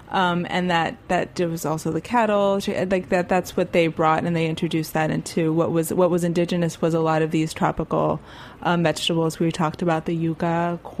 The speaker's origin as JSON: {"language": "English", "town": "Miami", "region": "Florida", "country": "United States", "tie": "born or raised there", "lives_now": "New York, United States", "said": "I think I've I've living in New York after growing up in Miami, not necessarily having like central air, these kind of very acclimated um, living situations."}